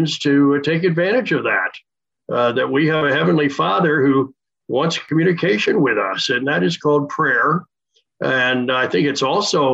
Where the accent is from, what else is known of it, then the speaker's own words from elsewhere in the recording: Wilmington, Delaware, United States; moved away as an adult; also born or lived in Winston-Salem, North Carolina / Spartanburg, South Carolina; now in Orlando, United States; I grew up in Wilmington, Delaware, and was a church-going kid